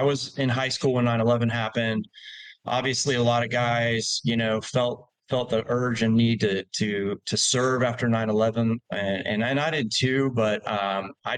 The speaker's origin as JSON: {"language": "English", "town": "Oviedo", "region": "Florida", "country": "United States", "tie": "born or raised there", "moved": "as an adult", "lives_now": "Choctawhatchee Bay area, Florida, United States", "said": "I grew up in East Central Florida. I just tell people Orlando. People don't know about Geneva or Oviedo or that area"}